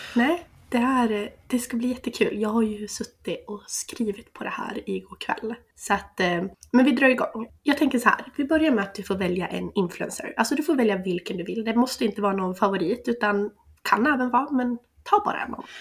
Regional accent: Sandviken, Gävleborg County, Sweden; jag är 26 år, tvåbarnsmamma ifrån Sandviken.

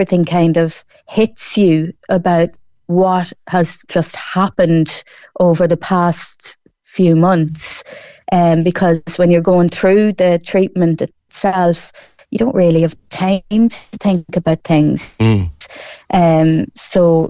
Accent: Ireland; also born or lived in Newmarket / Kanturk; the people in my hometown of Colleville and Cross Midlen

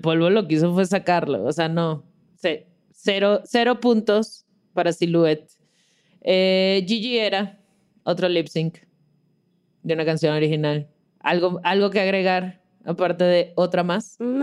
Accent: Mexico

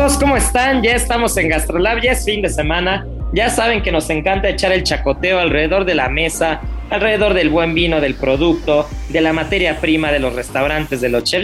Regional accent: Mexico; como buen mexicano

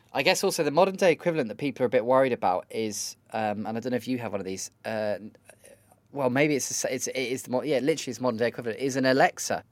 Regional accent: United Kingdom; am as British and as awkward as ever

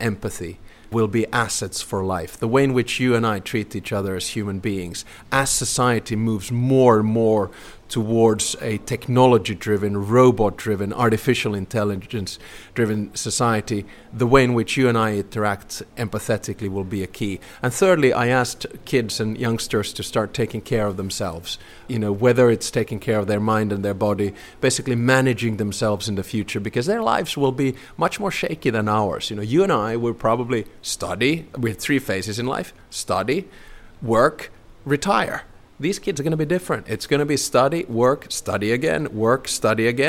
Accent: Helsinki, Uusimaa, Finland; now in Espoo, Finland; Home is in Espoo, and for those of you who don't know, it's a city right next to Helsinki. I was born in Helsinki, only 3 kilometers away from

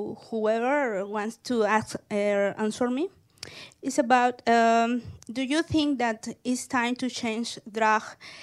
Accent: Mexico City, Mexico; I come from Mexico City.

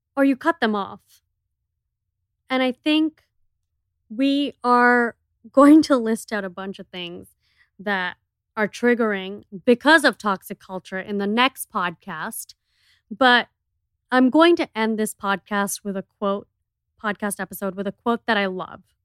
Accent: Miami, Florida, United States; we are from Miami, which is, like, the clubbing capital of America

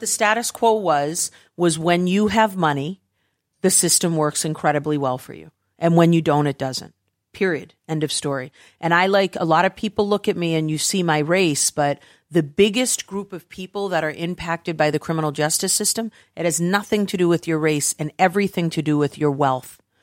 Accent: United States; I'm obviously from the United States

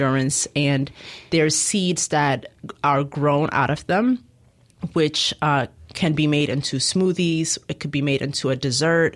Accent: Ethiopia; moved away; I'm originally from Ethiopia, so I've traveled back a few times. Okay. I was born there

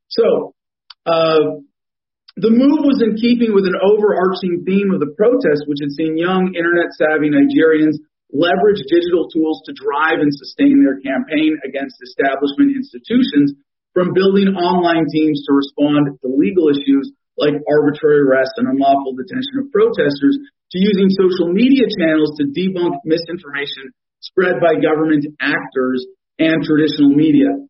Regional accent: California, United States; California, you know, my home state

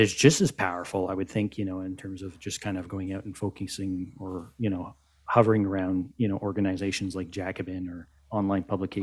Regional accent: Canada; But I mean, as North Americans, I mean, I'm Canadian.

